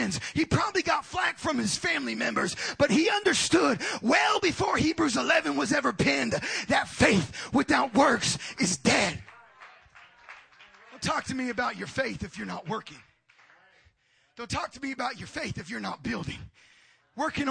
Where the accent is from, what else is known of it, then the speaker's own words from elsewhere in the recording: Oxnard, California, United States; as a kid growing up on Jackson Street in South Oxnard, California, just outside of Los Angeles